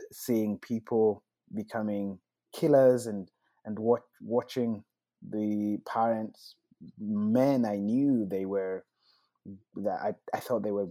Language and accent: English; Rwanda; I was born in Rwanda